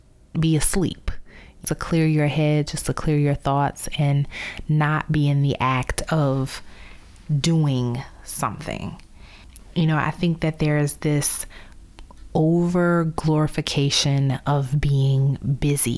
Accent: New Orleans, Louisiana, United States; moved away as an adult; also born or lived in Baltimore / Chicago / Dallas; from my hometown of New Orleans

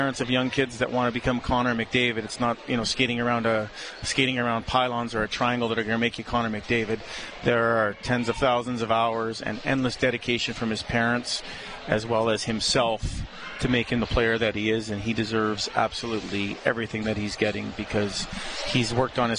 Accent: Edmonton, Alberta, Canada; I'm born and raised in Edmonton

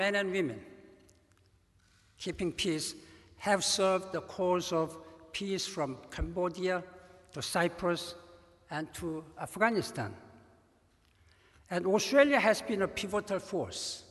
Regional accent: South Korea; moved away as an adult; I grew up in Korea, in poverty and war of Korea

